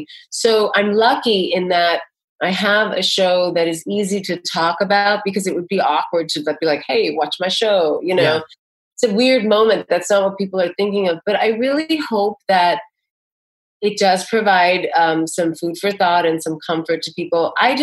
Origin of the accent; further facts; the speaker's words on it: New York City, New York, United States; You know, I'm a New Yorker. I'm used to everyone bumping against each other.